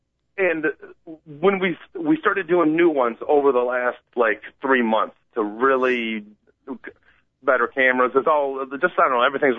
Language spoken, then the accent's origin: English; Georgia, United States; I got to say, I'm actually from Georgia, from the South.